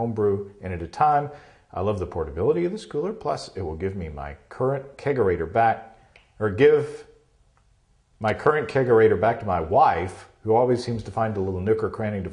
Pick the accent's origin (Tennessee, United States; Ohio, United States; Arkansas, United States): Arkansas, United States; Hot Springs; I'm from Hot Springs, Arkansas.